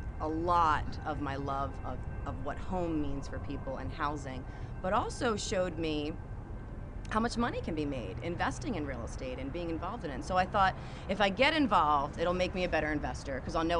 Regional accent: Atco, New Jersey, United States; moved away as an adult; now in Flagstaff, United States; I grew up in Atco, New Jersey.

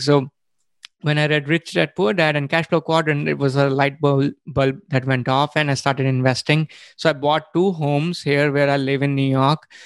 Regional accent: India; moved away as an adult; I was born and brought up in India

